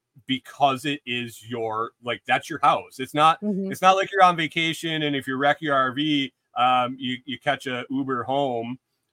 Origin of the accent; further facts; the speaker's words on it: Western New York, United States; also born or lived in Buffalo; I grew up in Western New York and went to school in Buffalo